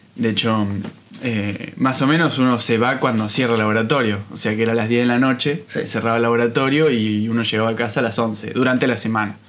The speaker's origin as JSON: {"language": "Spanish", "town": "Bariloche", "region": "Río Negro", "country": "Argentina", "tie": "born or raised there", "also_born_or_lived": "Buenos Aires, Argentina", "moved": "as an adult", "lives_now": "Paris, France", "said": "viví toda mi vida en Bariloche hasta que me fui a estudiar a Buenos Aires."}